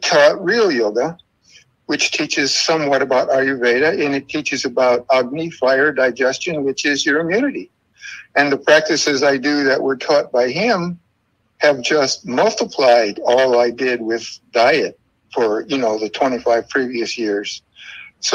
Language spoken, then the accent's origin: English; New York City, New York, United States; I'm from New York City.